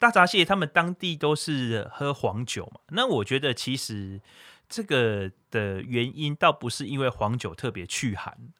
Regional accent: Taiwan; 因为我是土生土长的台湾音娜

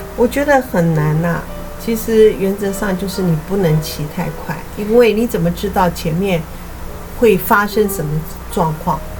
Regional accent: Taiwan; 其实我们台湾腹地应该很小

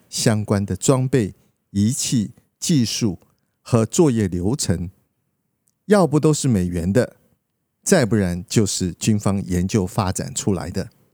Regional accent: Liukuaicuo, Pingtung County, Taiwan; 小时候在屏东六块厝的乡下

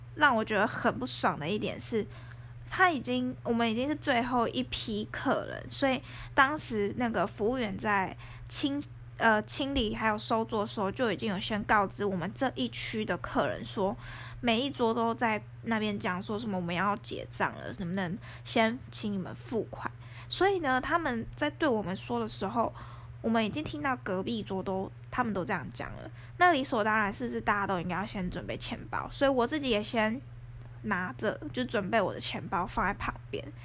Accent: Taoyuan, Taiwan; 因为我是桃园人，然后我住在市区附近

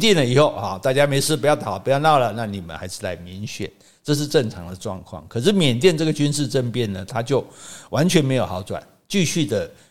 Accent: Taiwan; 我们台湾人

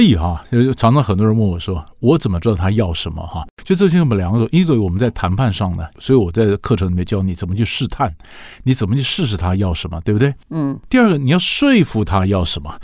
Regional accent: Taiwan; 我们台湾人最喜欢买房子，卖房子吧

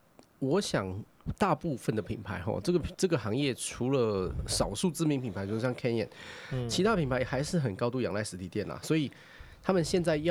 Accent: Taichung, Taiwan; 比如说我是台中人嘛，嗯嗯嗯哦，那我是台中人，我在显现就是离我家最近的几个店

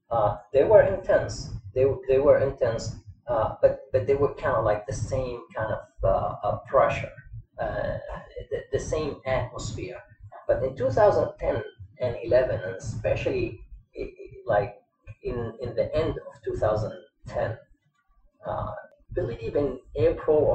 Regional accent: Kuwait; also born or lived in Lebanon; now in United States; I born and raised, born and raised in Kuwait. Mm. Even though I'm Lebanese, but I born and raised in Kuwait

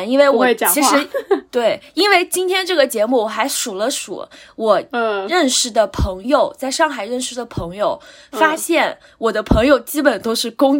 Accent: Jixi, Heilongjiang, China; 我爸爸是我们老家的人，我妈妈是新疆人

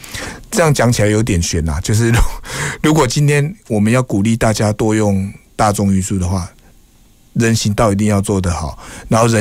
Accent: Kaohsiung, Taiwan; 因为我本身是土生土长的高雄人，所以对高雄一定的期许跟盼望。

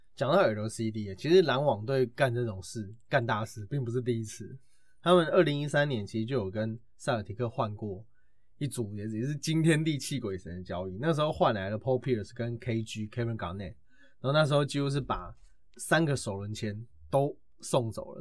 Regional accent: Taiwan; 我是台湾的

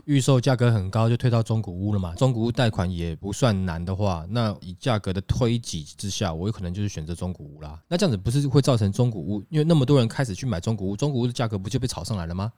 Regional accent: Taiwan

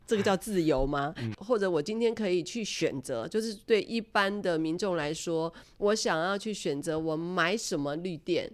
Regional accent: Taiwan; 身为台湾人

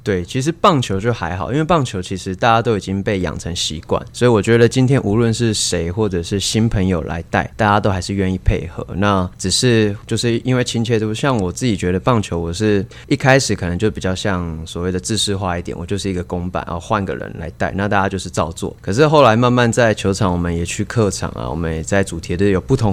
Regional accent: Kaohsiung, Taiwan; 我在高，我是高雄人

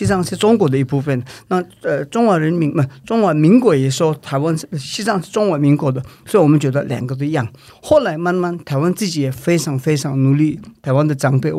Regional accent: India; born there; 因为对我们来讲没有差的原因是说，我在印度出生，

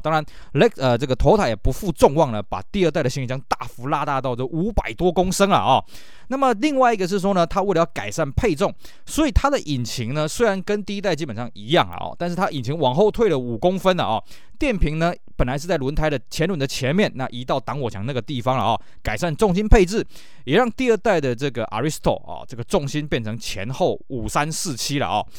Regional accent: Taiwan; 我们台湾这边

